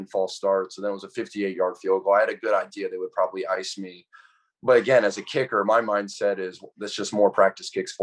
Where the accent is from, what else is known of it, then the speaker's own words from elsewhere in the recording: Atlanta, Georgia, United States; growing up in Atlanta, being able to go to a college 15 minutes from my house